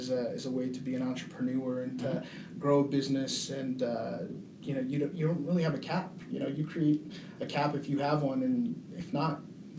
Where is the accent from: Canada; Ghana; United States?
United States; Colorado Springs, Colorado; So I was born and raised here in Colorado Springs.